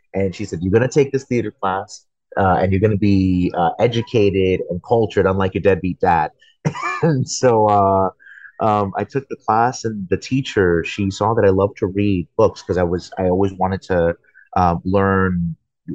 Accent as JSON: {"language": "English", "town": "Queens", "region": "New York", "country": "United States", "tie": "born there", "also_born_or_lived": "Florida", "lives_now": "Texas, United States", "said": "I was born originally in Queens, New York, but I've lived in Texas since 2007."}